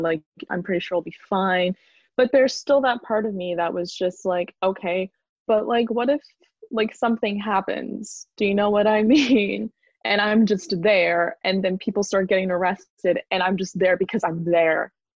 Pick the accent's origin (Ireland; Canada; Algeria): Canada; moved away as an adult; now in Brighton, United Kingdom; I'm Canadian. So I'm here on a student visa